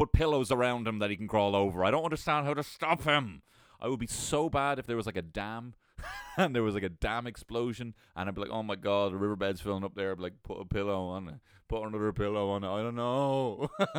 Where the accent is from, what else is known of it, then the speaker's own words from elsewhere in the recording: Ireland; We are sitting as Irish people